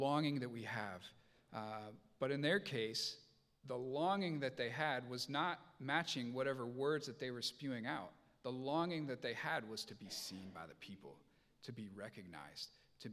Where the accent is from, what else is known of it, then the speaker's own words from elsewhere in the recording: Indiana, United States; moved away; I grew up in Indiana